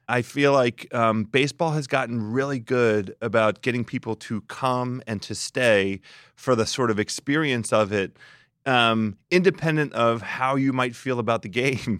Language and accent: English; Silver Spring, Maryland, United States; I grew up in Silver Spring